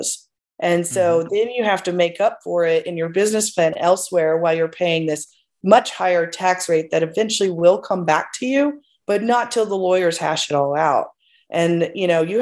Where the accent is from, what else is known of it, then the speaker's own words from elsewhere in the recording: Plano, Texas, United States; I'm originally from Plano, Texas